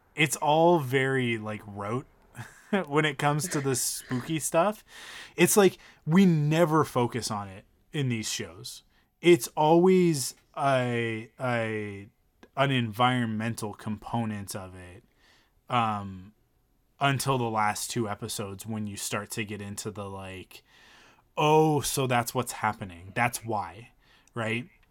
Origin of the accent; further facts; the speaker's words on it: Penticton, British Columbia, Canada; we grew up in Penticton